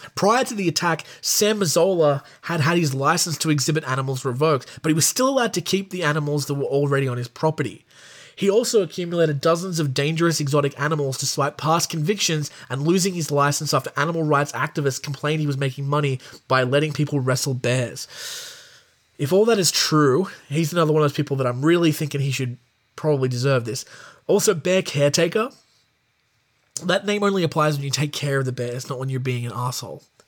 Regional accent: Australia; I'm an Australian.

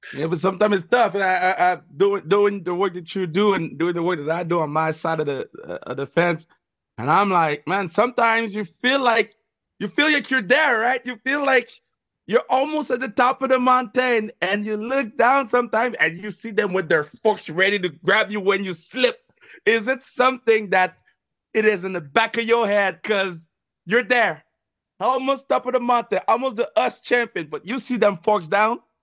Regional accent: Montreal, Quebec, Canada; When you come to Montreal, we'll make sure that y- y- you feel flashy, even in my hometown

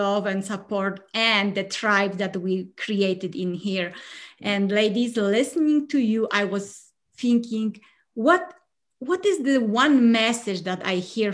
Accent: Poland; English is a second language; now in United States; I'm originally from Poland

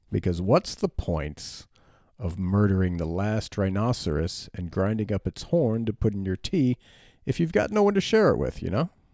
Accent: United States; as an American man

